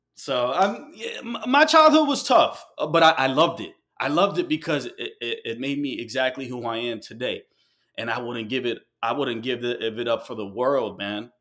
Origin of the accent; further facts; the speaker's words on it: New York City, New York, United States; moved away; also born or lived in Ecuador (ancestry) / Colombia (ancestry); I moved from New York. uh, I had to move away from New York